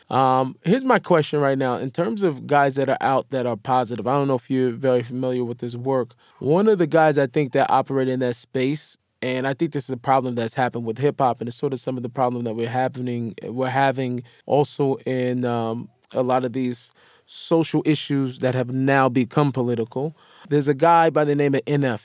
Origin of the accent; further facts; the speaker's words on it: Seattle, Washington, United States; I grew up in Seattle